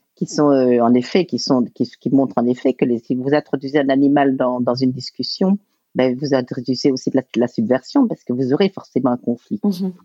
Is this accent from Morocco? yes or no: no; Belgium; je suis belge